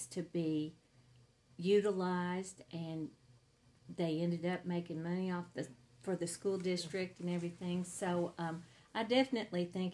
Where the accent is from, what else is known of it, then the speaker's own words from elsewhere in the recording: Hope, Arkansas, United States; I grew up in Hope. I graduated from Hope High School in 1981